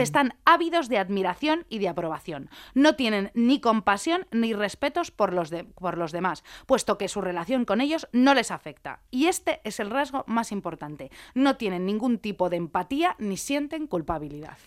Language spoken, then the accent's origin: Spanish; Madrid, Community of Madrid, Spain; yo es que soy madrileña